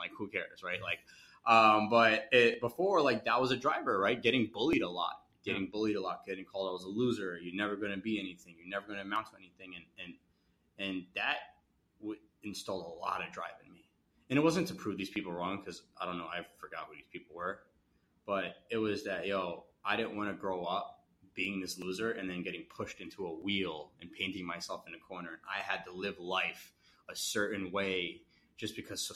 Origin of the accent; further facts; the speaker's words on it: Edison, New Jersey, United States; I'm still young, but like immigrant family, grew up in Edison. I grew up near Edison